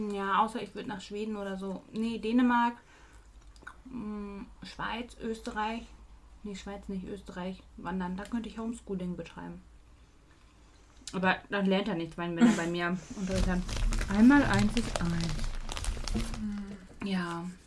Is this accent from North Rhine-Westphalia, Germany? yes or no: yes; Dortmund, North Rhine-Westphalia, Germany; Ich komme aus Dortmund